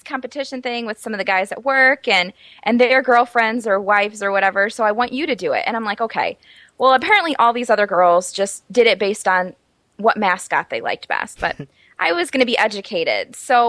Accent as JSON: {"language": "English", "region": "Michigan", "country": "United States", "said": "I'm from Michigan. I'm a big Michigan State fan"}